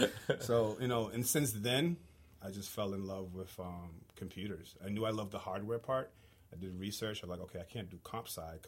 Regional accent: Boston, Massachusetts, United States; also born or lived in Haiti / New York; Originally from Haiti. Born in Haiti, moved into Boston about 1986. So. Right now, I live in the South Shore of Boston.

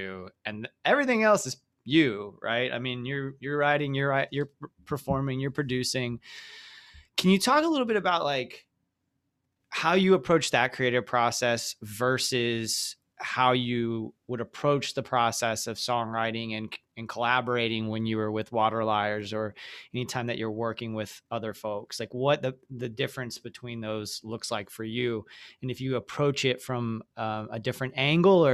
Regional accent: the South, United States; growing up in the South in different small towns

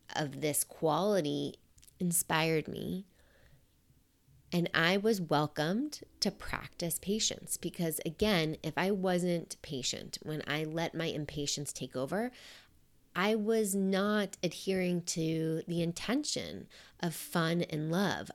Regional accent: New York, United States; I'm a New Yorker.

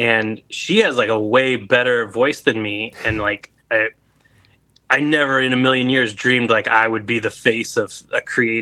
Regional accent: Anaheim, California, United States; moved away as an adult; also born or lived in Illinois; now in Chicago, United States; I'm actually from Anaheim, California originally

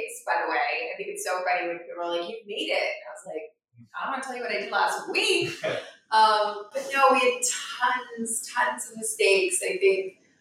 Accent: Florida, United States; moved away; I grew up in Florida

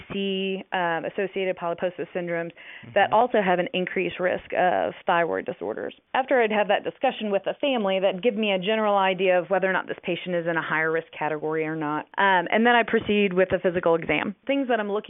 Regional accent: Virginia, United States; moved away as an adult; also born or lived in Durham, North Carolina; now in Dallas, United States; I was born and raised in Virginia

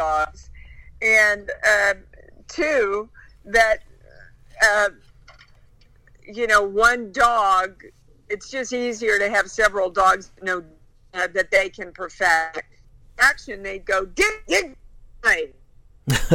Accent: Kansas, United States; I was raised in Kansas.

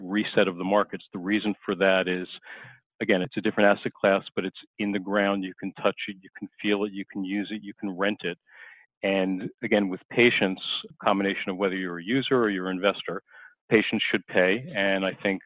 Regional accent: Long Island, New York, United States; I grew up on Long Island

